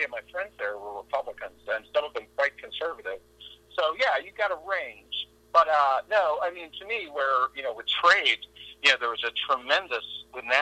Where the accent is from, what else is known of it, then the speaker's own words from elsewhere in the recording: Texas, United States; I'm from Texas